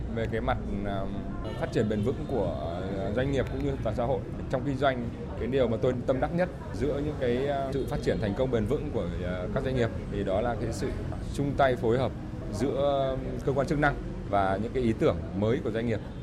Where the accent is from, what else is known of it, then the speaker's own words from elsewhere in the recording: Trung Du, hometown Vinh Yen, Vinh Phuc, Vietnam; là người sinh ra và lớn lên ở vùng Trung